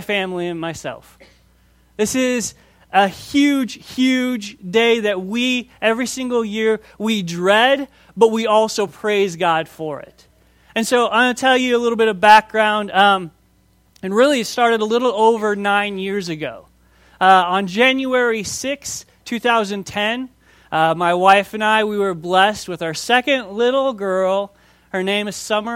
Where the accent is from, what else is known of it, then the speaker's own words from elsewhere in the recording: Minnesota, United States; moved away as an adult; I grew up in Minnesota